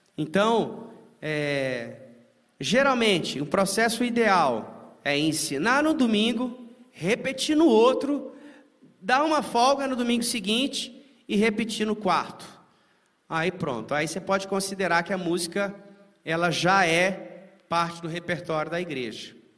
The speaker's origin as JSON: {"language": "Portuguese", "town": "Timóteo", "region": "Minas Gerais", "country": "Brazil", "tie": "born or raised there", "moved": "yes", "said": "em Timóteo, Minas Gerais, minha terra natal, onde eu me converti lá"}